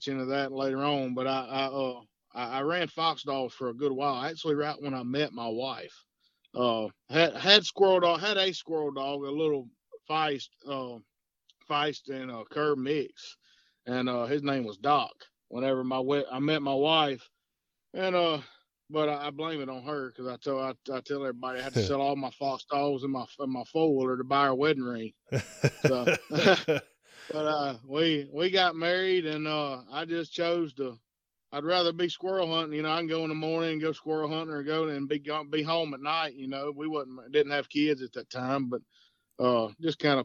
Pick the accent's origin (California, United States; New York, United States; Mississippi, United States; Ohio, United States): Mississippi, United States; Sumrall; I'm from Summerall, Mississippi, South Mississippi, about an hour and a half south of Jackson. I was born and raised here